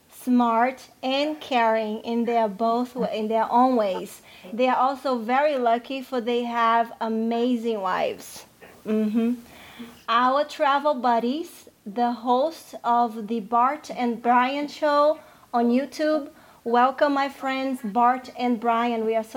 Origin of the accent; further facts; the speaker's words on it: Fortaleza, Ceará, Brazil; I came from Fortaleza and there is no cold there.